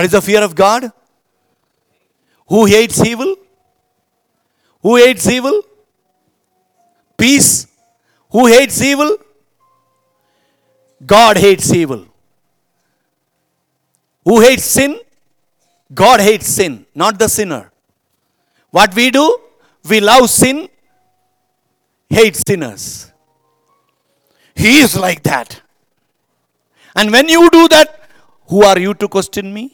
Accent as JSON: {"language": "English", "country": "India", "said": "there only we are Indian."}